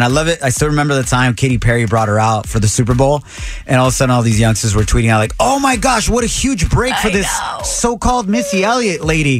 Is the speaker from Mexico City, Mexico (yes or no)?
no; Ocotlán, Jalisco, Mexico; So straight out of Jalisco, which is my home state in Mexico. I'm from Ocotlán, Jalisco.